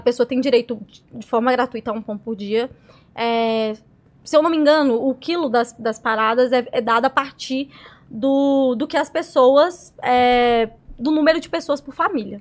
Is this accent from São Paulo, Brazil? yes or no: no; Ribeirão das Neves, Minas Gerais, Brazil; eu crescendo em Ribeirão das Neves, quando eu fui para Cuba